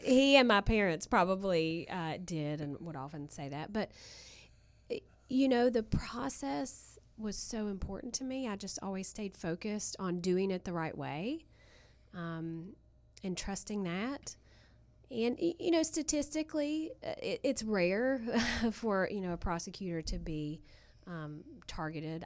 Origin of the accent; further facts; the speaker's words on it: Southern West Virginia, United States; I'm from Southern West Virginia